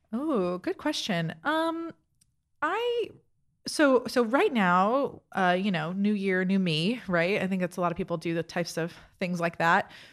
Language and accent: English; South Florida, United States; moved away as an adult; also born or lived in Toronto / New York; now in Easton, United States; South Florida. I am from, uh, Miami and Fort Lauderdale area